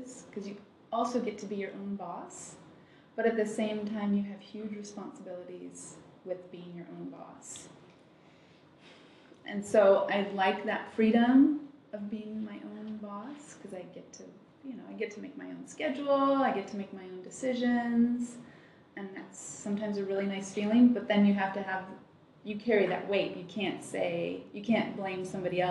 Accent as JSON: {"language": "English", "town": "Toledo", "region": "Ohio", "country": "United States", "tie": "born or raised there", "also_born_or_lived": "Germany", "said": "I was born in Germany, but I grew up in Toledo, Ohio"}